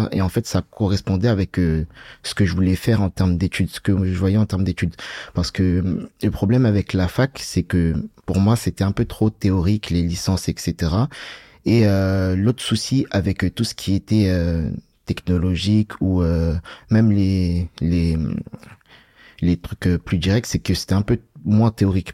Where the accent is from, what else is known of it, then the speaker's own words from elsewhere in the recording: Bagneux, Île-de-France, France; also born or lived in Paris; je viens de Bagneux, j'ai grandi à Bagneux. Je suis né sur Paris, mais j'ai grandi à Bagneux